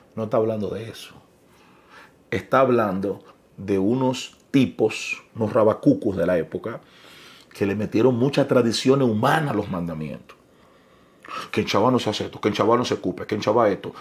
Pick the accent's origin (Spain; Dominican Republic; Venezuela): Dominican Republic; Yo soy dominicano.